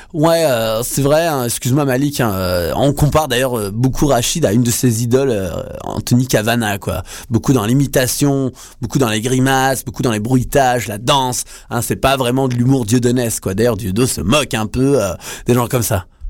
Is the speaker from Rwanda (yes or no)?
no; France; now in Montreal, Canada; nous, on est français, on est né là-bas